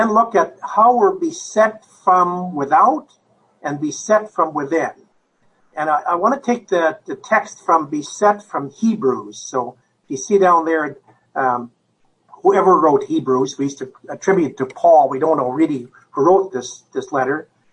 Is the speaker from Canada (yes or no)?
yes; Canada; moved away as an adult; now in United States; I'm a Canadian, so I haven't lived in the United States other than the last 15 years